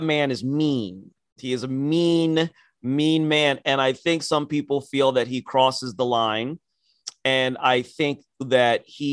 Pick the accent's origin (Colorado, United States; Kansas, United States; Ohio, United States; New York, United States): Ohio, United States; my home state